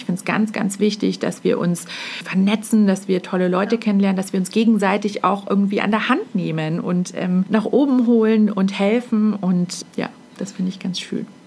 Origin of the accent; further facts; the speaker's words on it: Munich, Bavaria, Germany; ich bin äh, eben ein Münchner Kindel, ganz klar. Ich wohne hier nicht alleine in, im schönen München